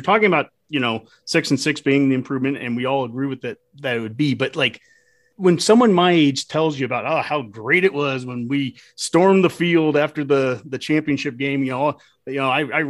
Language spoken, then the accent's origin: English; Nebraska, United States; Growing up in Nebraska and being, besides that weekend of being a Missouri fan, for the most part, being a Nebraska fan growing up